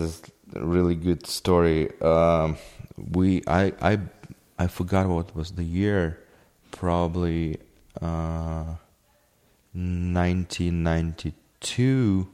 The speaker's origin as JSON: {"language": "English", "region": "Kyiv", "country": "Ukraine", "tie": "born or raised there", "second_language": "English", "moved": "yes", "said": "I'm from Kiev. I was born in Kiev and I grew up in a city."}